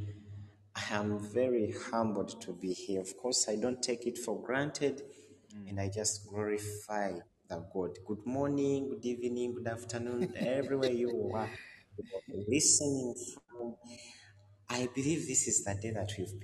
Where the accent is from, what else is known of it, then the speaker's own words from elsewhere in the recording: Uganda; moved away as an adult; now in Doha, Qatar; a man born in Uganda